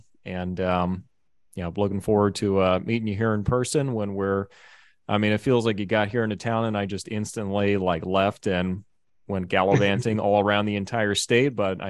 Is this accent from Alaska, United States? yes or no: yes; Alaska, United States; I'm from Alaska.